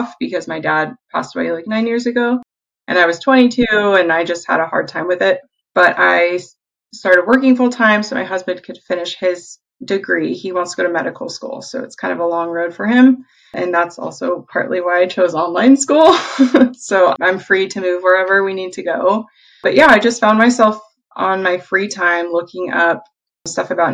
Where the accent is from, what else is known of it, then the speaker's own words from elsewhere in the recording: Salem, Oregon, United States; also born or lived in San Diego, California; I currently reside in Salem, Oregon, which is actually where I grew up. I'm originally from San Diego, but we moved up here when I was six.